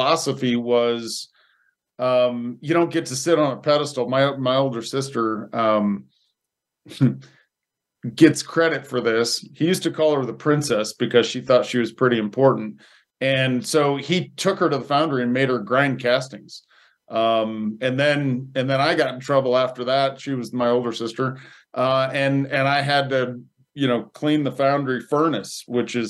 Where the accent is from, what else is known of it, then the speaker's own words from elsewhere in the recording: Indiana, United States; now in Colorado, United States; I grew up in Indiana